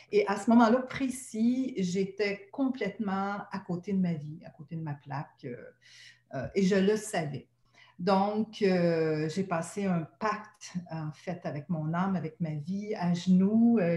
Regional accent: Quebec, Canada; accent: Québécois; also born or lived in Montreal / Gaspésie; mon accent québécois

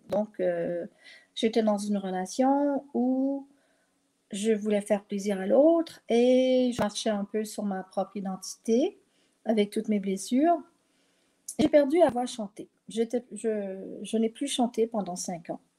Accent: Quebec, Canada; accent: French; also born or lived in Europe; parce que j'avais l'accent français alors que je suis québécoise. Mais j'ai habité en Europe longtemps

